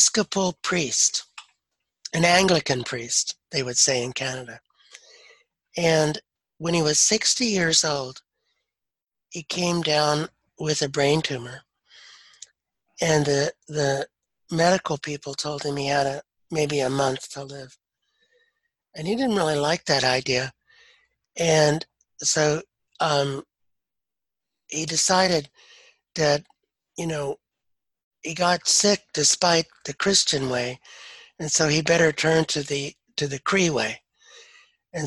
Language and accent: English; United States; growing up in the Cherokee culture